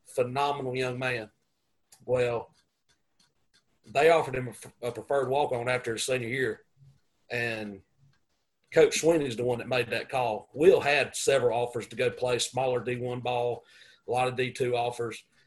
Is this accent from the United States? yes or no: yes; Gaffney, South Carolina, United States; I grew up in Gaffney, South Carolina